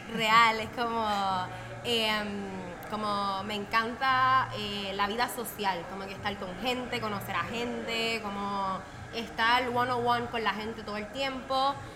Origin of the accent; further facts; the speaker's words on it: Puerto Rico; moved away as an adult; yo soy de Puerto Rico